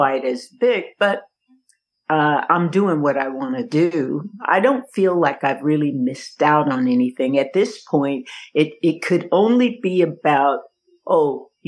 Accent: Yakima, Washington, United States; also born or lived in Seattle, Washington; now in Kansas City, United States; I was born and raised in Seattle and Yakima. My dad had a church in Seattle, and he had a church in Yakima, and I went to school in Yakima and grew up there

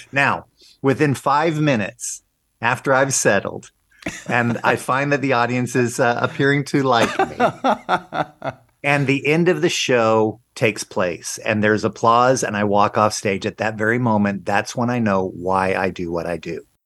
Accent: Long Beach, California, United States; moved away; also born or lived in Las Vegas / Branson / Guam; I grew up in Long Beach, California

